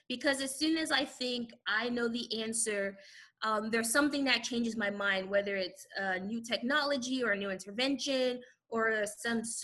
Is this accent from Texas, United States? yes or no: yes; San Antonio, Texas, United States; now in Houston, United States; I'm from San Antonio, Texas